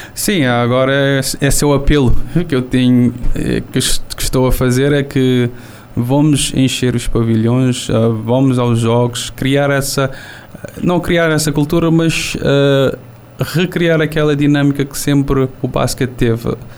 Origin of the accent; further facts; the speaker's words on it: São Vicente island, Cape Verde; Estou aqui na Ilha dos são Vicente, Ilha das Caras, a ilha onde nasci